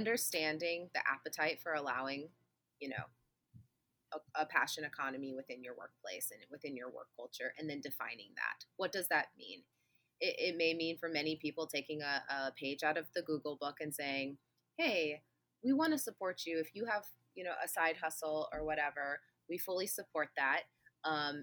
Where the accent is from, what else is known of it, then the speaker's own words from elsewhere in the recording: Midwest, United States; I'm from the Midwest, which is like MLM capital of the world here